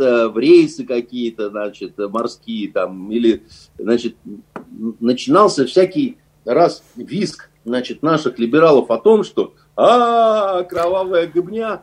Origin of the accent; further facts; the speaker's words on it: Russia; мы из России